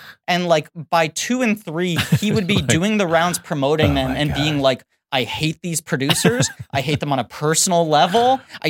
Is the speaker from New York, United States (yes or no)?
yes; New York City, New York, United States; They I grew up in Greenwich Village where they filmed all of that movie.